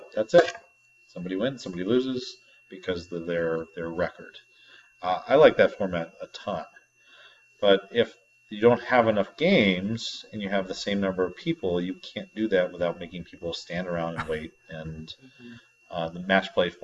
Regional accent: New England, United States; I'm from New England

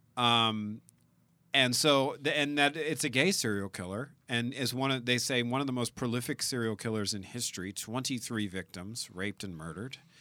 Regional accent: South Louisiana, United States; now in California, United States; we're both from South Louisiana.

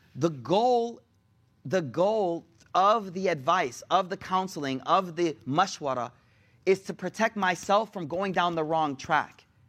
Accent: Buffalo, New York, United States; moved away; I'm from Buffalo

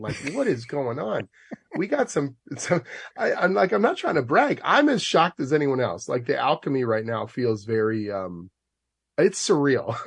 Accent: Oshawa, Ontario, Canada; a kid growing up in Oshawa

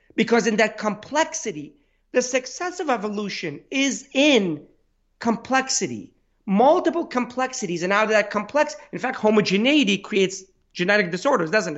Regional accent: Pittsburgh, Pennsylvania, United States; I'm from Pittsburgh

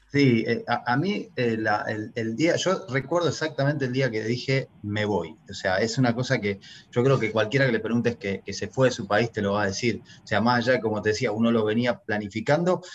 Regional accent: Argentina; moved away as an adult; yo nací en Argentina, me crié en Argentina

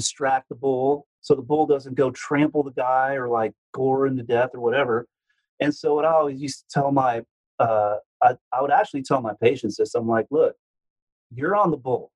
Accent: Houston, Texas, United States; I'm from Houston, so I grew up in the South

